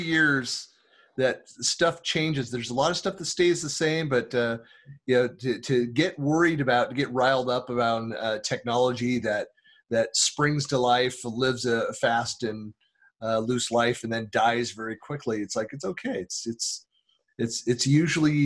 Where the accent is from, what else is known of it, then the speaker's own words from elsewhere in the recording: Northern California, United States; now in Utah, United States; growing up in Northern California